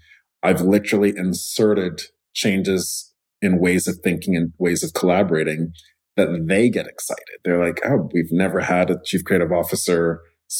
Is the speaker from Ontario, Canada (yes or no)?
no; Montreal, Quebec, Canada; I grew up in Montreal